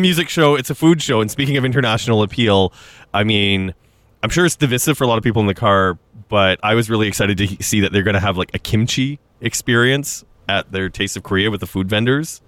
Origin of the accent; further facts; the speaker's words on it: Saskatchewan, Canada; now in Toronto, Canada; growing up in Saskatchewan